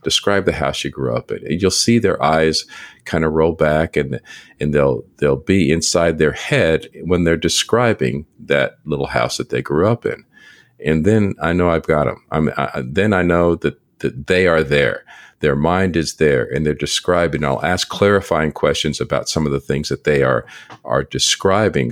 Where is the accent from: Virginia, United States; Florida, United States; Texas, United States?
Texas, United States; San Antonio; I'm from San Antonio, Texas